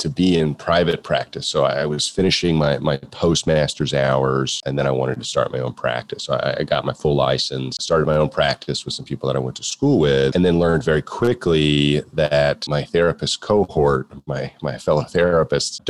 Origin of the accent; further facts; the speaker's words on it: Florida, United States; moved away as an adult; also born or lived in Texas; I was from Florida